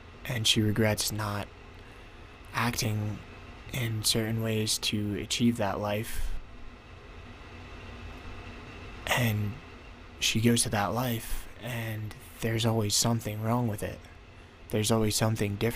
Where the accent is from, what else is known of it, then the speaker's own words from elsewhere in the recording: New Jersey, United States; moved away as an adult; now in Colorado, United States; I'm from New Jersey.